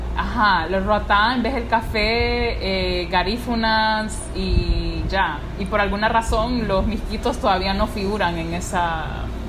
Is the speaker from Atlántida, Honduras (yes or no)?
yes; La Ceiba, Atlántida, Honduras; soy de la Ceiba